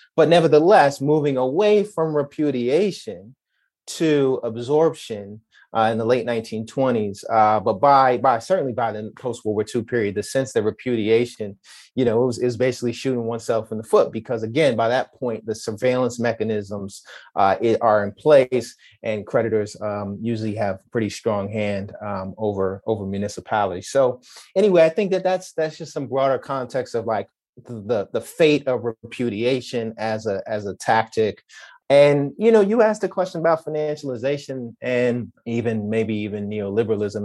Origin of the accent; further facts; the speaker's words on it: New York City, New York, United States; I'm from Queens